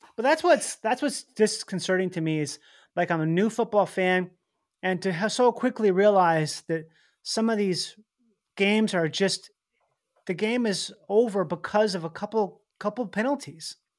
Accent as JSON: {"language": "English", "region": "Minnesota", "country": "United States", "tie": "born or raised there", "said": "I grew up in Minnesota"}